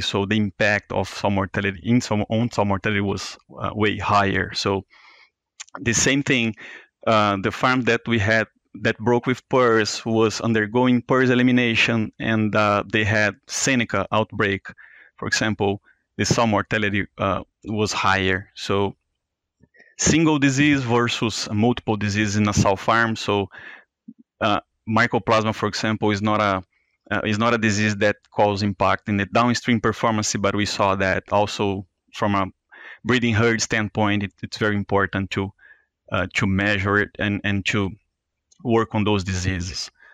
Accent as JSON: {"language": "English", "country": "Brazil", "moved": "as an adult", "lives_now": "Iowa, United States", "said": "I'm from Brazil, and I, I graduated from there uh, as a DVM back in 2013"}